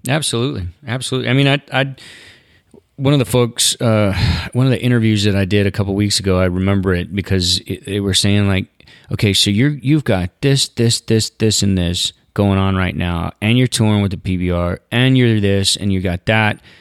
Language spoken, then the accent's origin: English; Southeast, United States; I didn't grow up in the Western culture. I grew up in the Southeast. I picked watermelons as a kid.